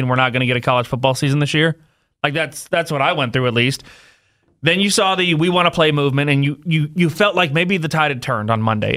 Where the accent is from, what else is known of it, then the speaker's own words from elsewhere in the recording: West Coast, United States; moved away; growing up on the West Coast